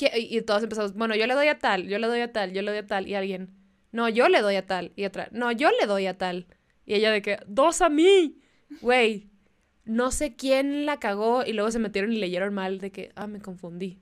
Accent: Mexicali, Baja California, Mexico; first language Spanish

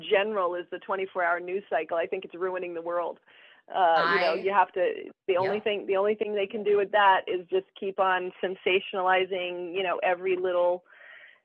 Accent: Los Angeles, California, United States; I was raised in Los Angeles

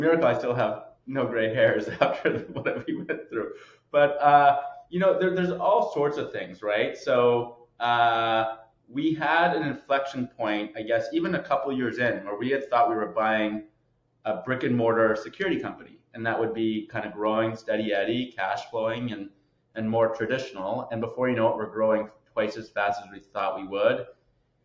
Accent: Canada; now in United States; Born and raised as a Canadian, now living in the States

